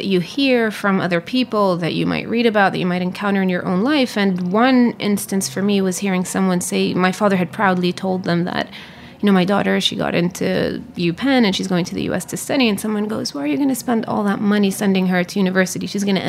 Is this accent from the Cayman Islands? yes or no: no; Jerusalem, Palestine; I was born there. My parents are actually not from Jerusalem. My mother is from the Triangle, which is in the center of the country, and she's a Muslim. My father is from the north and he's a Christian.